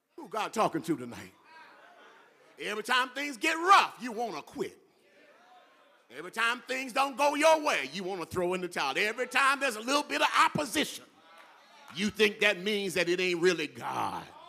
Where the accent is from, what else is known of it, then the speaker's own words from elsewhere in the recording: California, United States; I'm from California and I don't live in Mississippi